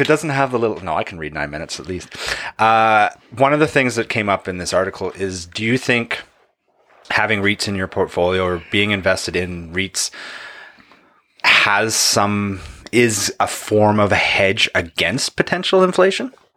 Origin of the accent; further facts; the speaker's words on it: Canada; I'm a Canadian.